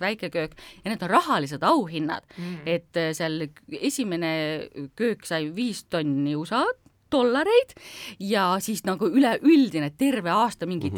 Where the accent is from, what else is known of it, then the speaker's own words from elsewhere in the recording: Estonia; ma tundsin ennast uhkusega, et mina olen ka eestlane